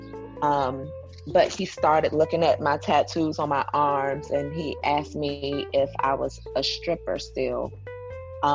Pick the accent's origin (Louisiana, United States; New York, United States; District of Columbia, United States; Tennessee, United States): District of Columbia, United States; Washington; I'm from Washington, D.C.